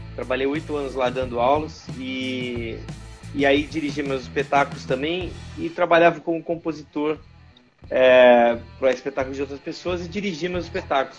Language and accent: Portuguese; Londrina, Paraná, Brazil; moved away as an adult; also born or lived in Rio de Janeiro; eu nasci em Londrina, no Paraná